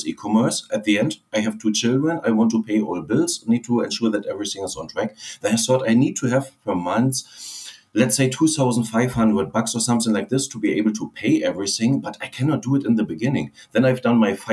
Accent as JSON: {"language": "English", "region": "Berlin", "country": "Germany", "tie": "born or raised there", "second_language": "English", "moved": "as an adult", "said": "originally I'm from Berlin"}